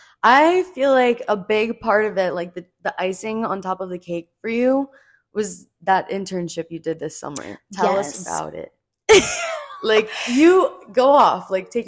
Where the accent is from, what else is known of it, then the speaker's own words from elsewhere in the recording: New Jersey, United States; We're both from Jersey.